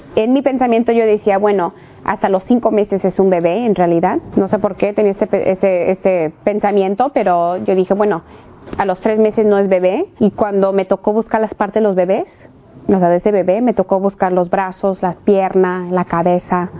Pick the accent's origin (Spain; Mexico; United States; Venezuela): United States; California; nacida en los Estados Unidos, en el estado de California, de papás mexicanos